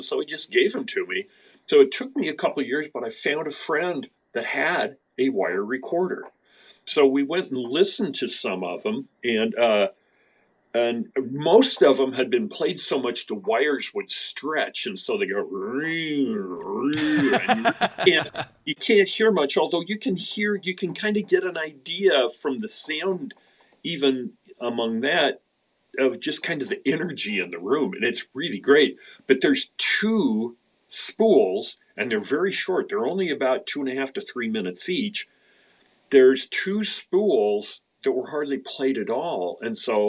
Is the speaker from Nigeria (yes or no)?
no; Idaho, United States; now in Seattle, United States; I was born in Idaho